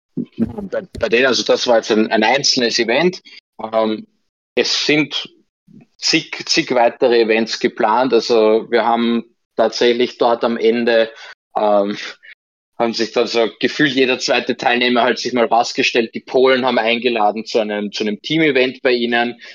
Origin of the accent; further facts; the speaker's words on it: Vienna, Austria; bei uns in Wien